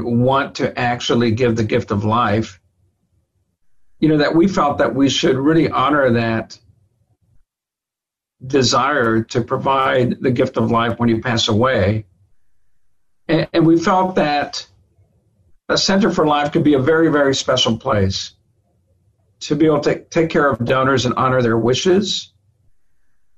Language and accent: English; Laredo, Texas, United States; I was born and raised in Laredo, Texas